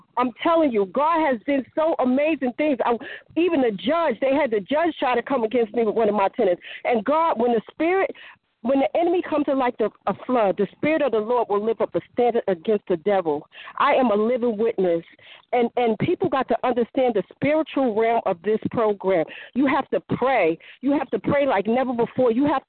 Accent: New Jersey, United States; I'm from New Jersey.

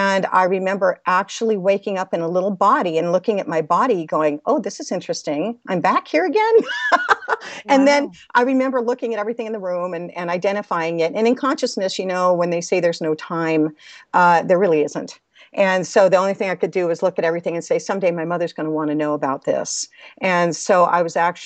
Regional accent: Los Angeles, California, United States; I was born in Los Angeles, California

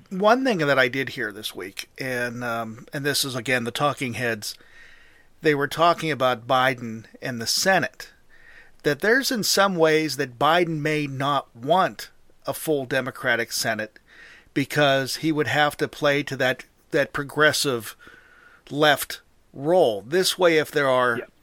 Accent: Pennsylvania, United States; my home state of Pennsylvania

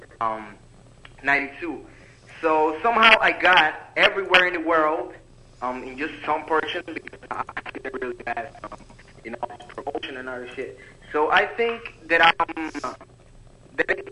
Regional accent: Dominican Republic; also born or lived in Freehold, United States; I'm from Dominican Republic. I'm currently living here, but I come and go to the United States

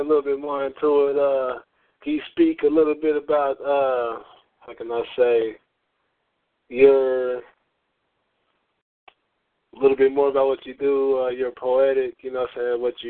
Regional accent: Lubbock, Texas, United States; I'm from Lubbock, Texas

